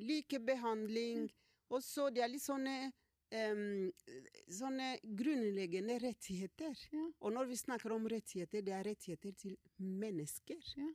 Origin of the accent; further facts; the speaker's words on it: South Kivu, DR Congo; Norwegian is a second language; moved away as an adult; now in Norway; kommer fra delen av Kongo